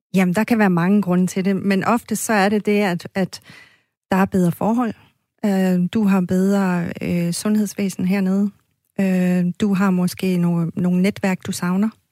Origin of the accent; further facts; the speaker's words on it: Maniitsoq, Greenland; also born or lived in Fairbanks, Alaska / Aarhus; now in Skanderborg, Denmark; Jeg er født i Manito, som øh, var det, der hed Sukkertoppen